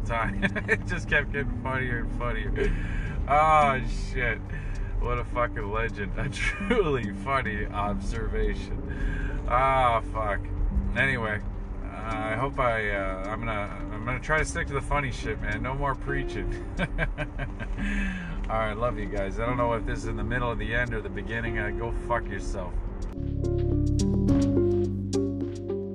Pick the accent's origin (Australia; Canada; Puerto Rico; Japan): Canada; Toronto, Ontario; I'm from the West End